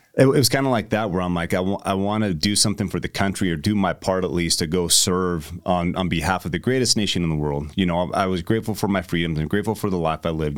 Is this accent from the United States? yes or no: yes; United States; you tell people you're American